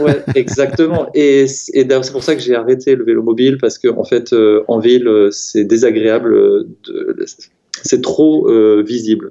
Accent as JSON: {"language": "French", "town": "Strasbourg", "region": "Grand Est", "country": "France", "also_born_or_lived": "Paris", "moved": "yes", "said": "je viens de Strasbourg"}